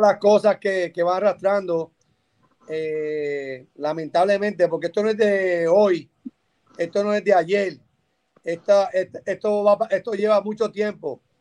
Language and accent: Spanish; Puerto Rico; nosotros como boricua